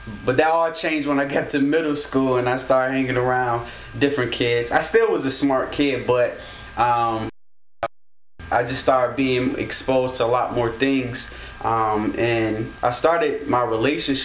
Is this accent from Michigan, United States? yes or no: yes; Detroit, Michigan, United States; also born or lived in Alaska / California; now in New Jersey, United States; I grew up in Detroit, and my grandparents, they were pastors